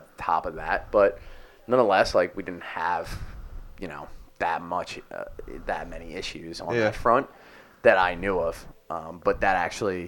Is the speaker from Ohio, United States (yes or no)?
no; Delaware County, Philadelphia suburbs, Pennsylvania, United States; I'm from the Philly burb area, specifically Delaware County, also known as Delco